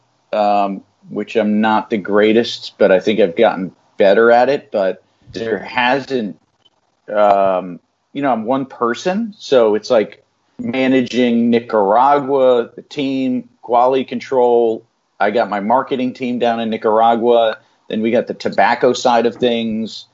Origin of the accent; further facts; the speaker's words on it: New Haven, Connecticut, United States; I was born here in New Haven, and most of my family's in this area.